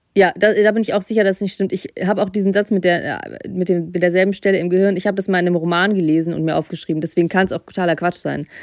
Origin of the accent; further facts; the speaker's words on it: Russia; ich bin in Russland geboren und ich kenne die russische Mentalität